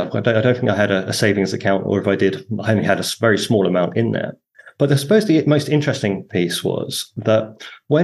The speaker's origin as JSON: {"language": "English", "town": "Harlow", "region": "East of England", "country": "United Kingdom", "tie": "born or raised there", "also_born_or_lived": "Hong Kong / Hoi An, Vietnam", "moved": "as an adult", "said": "I grew up in Harlow in Essex"}